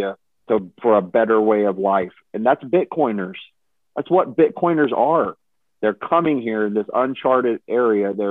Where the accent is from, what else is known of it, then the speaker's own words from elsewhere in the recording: Texas, United States; I'm from Texas my whole life